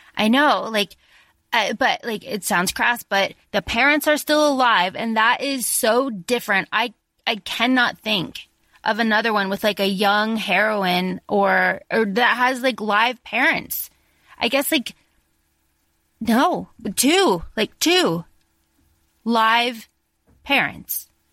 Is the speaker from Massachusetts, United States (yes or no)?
no; Florida, United States; our town where I grew up in Florida